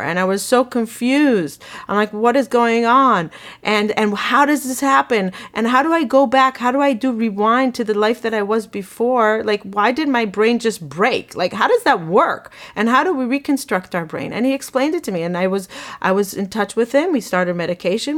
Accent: Israel; moved away as an adult; now in United States; I grew up in Israel

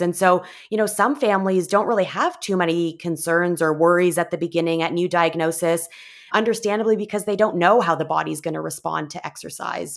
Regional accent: Canada; moved away as an adult; now in Bay Area, United States; I was originally from Canada and moved to the U S

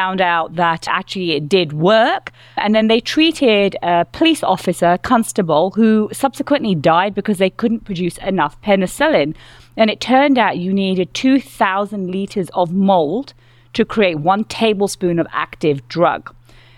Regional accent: London, United Kingdom; I'm from London

